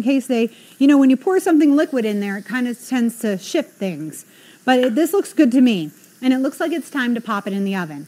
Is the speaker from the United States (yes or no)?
yes; New England, United States